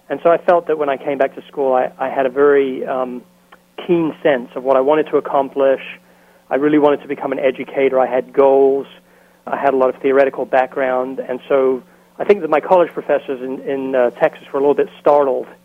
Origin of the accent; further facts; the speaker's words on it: England, United Kingdom; now in United States; So the fact that I'm English, uh, I think, has allowed me to have a certain amount of special treatment.